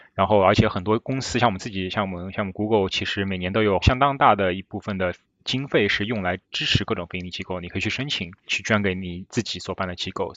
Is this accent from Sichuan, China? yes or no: no; Shanghai, China; moved away as an adult; also born or lived in Beijing, China / Michigan, United States; now in New York, United States; 我上海人嘛